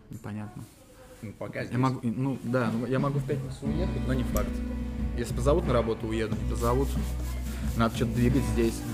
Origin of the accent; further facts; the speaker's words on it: Murom, Vladimir Oblast, Russia; now in Moscow, Russia; Нет, я из Мурома, я просто в Москве, ну